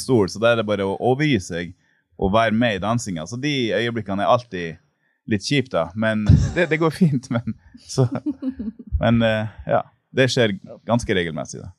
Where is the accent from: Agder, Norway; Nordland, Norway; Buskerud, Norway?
Nordland, Norway; Mo i Rana; moved away as an adult; now in Kenya; jeg kommer fra Mo i Rana. Jeg er 39 år gammel.